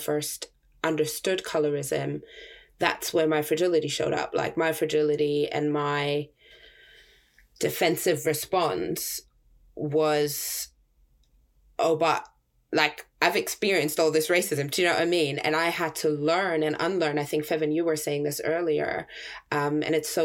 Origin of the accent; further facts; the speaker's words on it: Germany; moved away; I grew up in Germany.